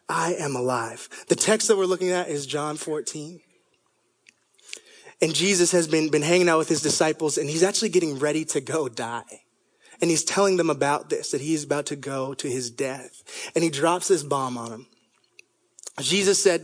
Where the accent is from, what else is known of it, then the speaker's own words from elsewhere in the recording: Toronto, Ontario, Canada; moved away; I was 3 years old, and I grew up in Toronto, Canada.